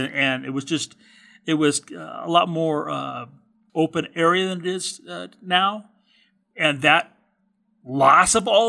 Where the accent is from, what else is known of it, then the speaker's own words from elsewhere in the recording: California, United States; Actually, I'm a fourth generation Californian. And where I was born and raise